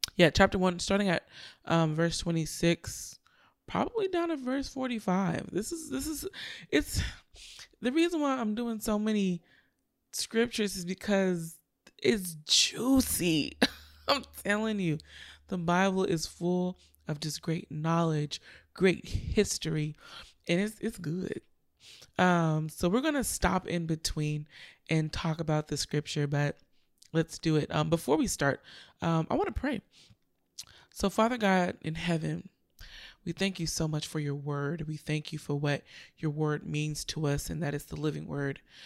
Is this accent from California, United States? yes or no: yes; Richmond, California, United States; my hometown, Richmond, California